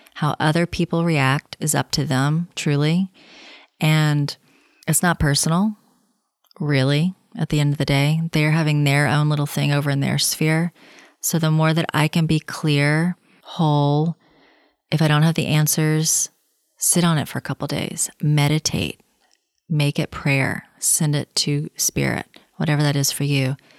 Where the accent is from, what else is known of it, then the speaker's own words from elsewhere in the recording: the South, United States; now in Los Angeles, United States; I'm from the South